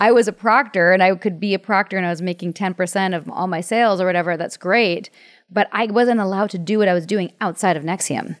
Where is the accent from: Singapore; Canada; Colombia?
Canada; I'm from Canada